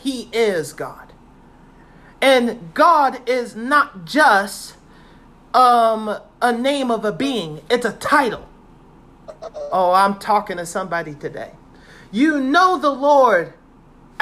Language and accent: English; Virginia, United States; I'm from Virginia.